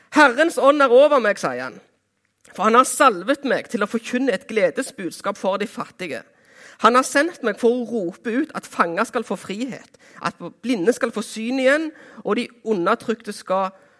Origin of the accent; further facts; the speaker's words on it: Jæren, Rogaland, Norway; Jæren, der jeg kommer ifra